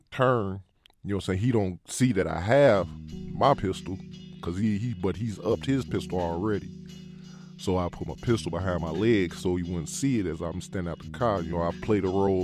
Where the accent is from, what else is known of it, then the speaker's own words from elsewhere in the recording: Chicago, Illinois, United States; I grew up in Humboldt Park when it was wild